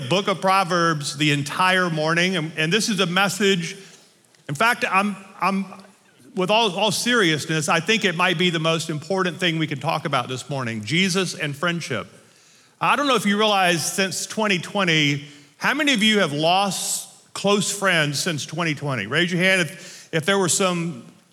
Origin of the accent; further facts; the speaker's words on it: north Louisiana, United States; now in Colorado, United States; I was born and raised in Louisiana in the north part